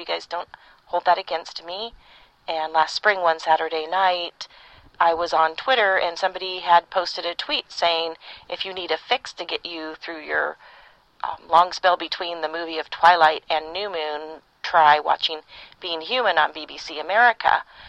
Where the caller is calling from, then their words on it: California, United States; I'm recording this from Northern California, where I live.